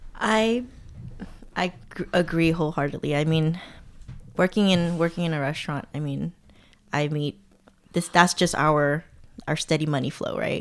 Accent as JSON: {"language": "English", "town": "Alhambra", "region": "California", "country": "United States", "tie": "born or raised there", "also_born_or_lived": "Massachusetts", "moved": "as an adult", "lives_now": "Oakland, United States", "said": "growing up in Alhambra"}